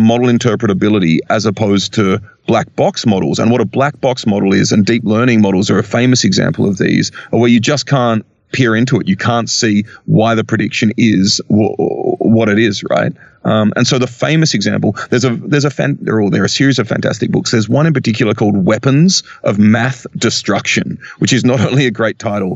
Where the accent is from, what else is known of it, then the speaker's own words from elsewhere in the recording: Australia; I'm Australian